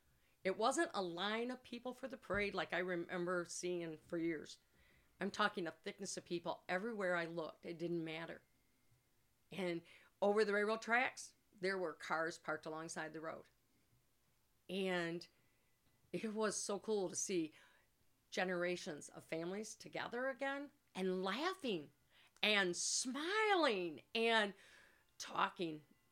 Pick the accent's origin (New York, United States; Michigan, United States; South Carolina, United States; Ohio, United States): Michigan, United States; Climax; born or raised there